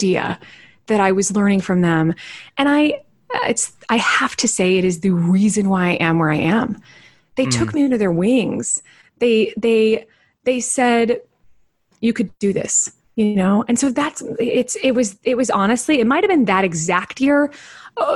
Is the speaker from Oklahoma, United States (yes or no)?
no; Wichita, Kansas, United States; moved away; also born or lived in London; I grew up in Wichita, Kansas, and there's this amazing regional theater there called Music Theater of Wichita